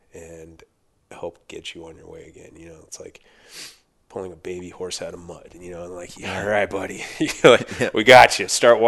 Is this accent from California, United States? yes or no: yes; Thousand Oaks, California, United States; Born and raised Thousand Oaks, which is just north of LA.